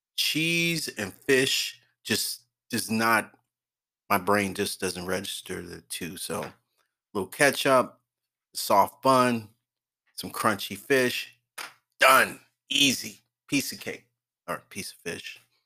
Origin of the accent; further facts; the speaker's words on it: Oakland, California, United States; I grew up in Oakland, the Bay Area